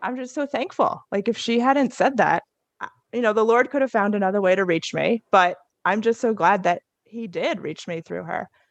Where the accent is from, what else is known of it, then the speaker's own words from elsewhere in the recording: New Jersey, United States; moved away; also born or lived in North Carolina / Indiana; I grew up in New Jersey